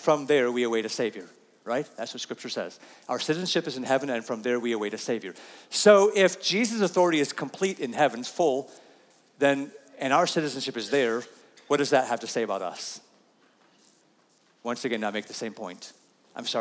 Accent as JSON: {"language": "English", "country": "United States", "said": "we typically as American people struggle with pretty good"}